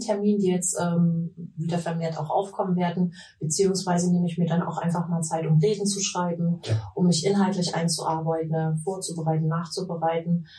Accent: Leipzig, Saxony, Germany; moved away as an adult; also born or lived in Vienna / Taiwan; now in Mecklenburg-Vorpommern, Germany; wie man mir anhört, komme ich nicht aus Mecklenburg-Vorpommern, sondern ich bin in Leipzig in Sachsen geboren, mhm. bin dort aufgewachsen

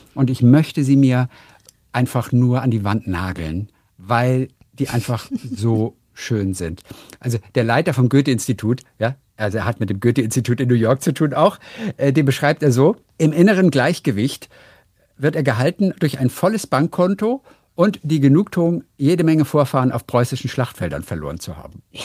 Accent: Northern Germany, Germany; ich komme aus, aus Norddeutschland

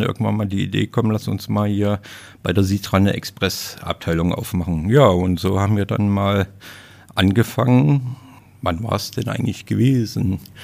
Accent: Leipzig, Saxony, Germany; accent: Saxon; moved away; ich bin Sachse. Ich komme aus dem Osten und bin da auch geboren

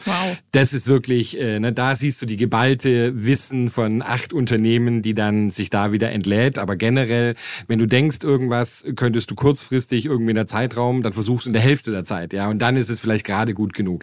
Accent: Germany; moved away; als Deutscher

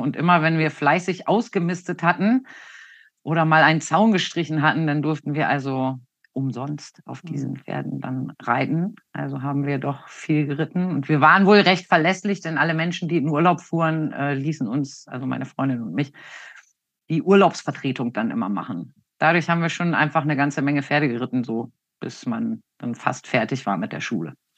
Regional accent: Hanover, Lower Saxony, Germany; Ich komme aus dem Raum Hannover. Da bin ich 1972 geboren

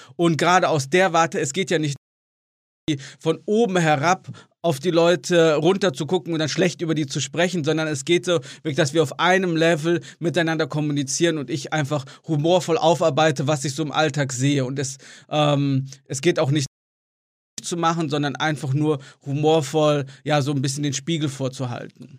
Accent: Marienheide, North Rhine-Westphalia, Germany; moved away as an adult; also born or lived in Gummersbach; now in China; ich bin in Gummersbach geboren und in Marienheide, das ist ein ganz kleines Dorf nebenan, aufgewachsen

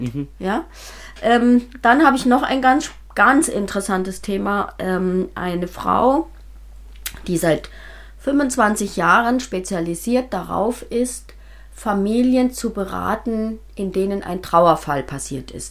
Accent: Bavaria, Germany; also born or lived in Eichstetten bei Freiburg; now in Eichstetten, Germany; ich bin in Bayern geboren und habe ein Volksmusikinstrument gelernt

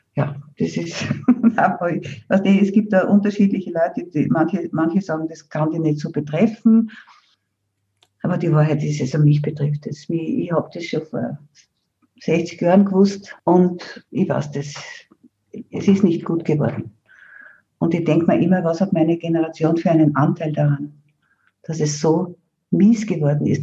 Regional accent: Austria; bei uns in Österreich im Seewinkel

